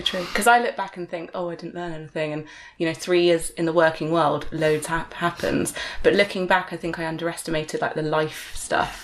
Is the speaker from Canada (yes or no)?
no; Exeter, South West England, United Kingdom; where I'm from, growing up